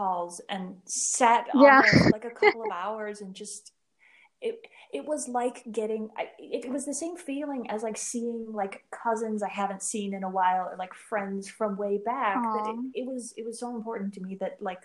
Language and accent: English; Minnesota, United States; moved away as an adult; also born or lived in Albuquerque, New Mexico; I was home from Albuquerque. I was visiting Minnesota for the first time since I moved out west